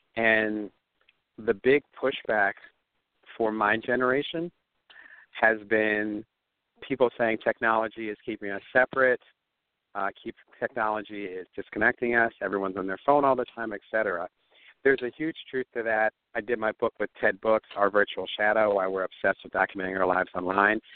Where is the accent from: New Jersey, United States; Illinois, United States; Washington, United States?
New Jersey, United States; Atlantic City; I was born in Atlantic City, New Jersey